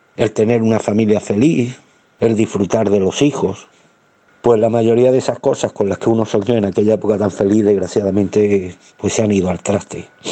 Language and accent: Spanish; Spain; como español que fue concebido antes de 1975